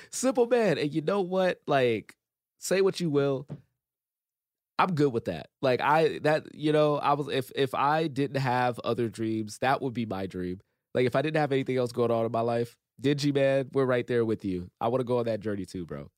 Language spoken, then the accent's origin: English; Compton, California, United States; I grew up in Compton, didn't really have a whole lot